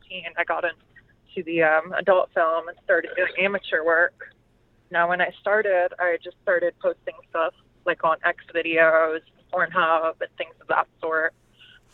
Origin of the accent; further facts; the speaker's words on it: Dallas, Texas, United States; moved away; I was originally from the Dallas area of Texas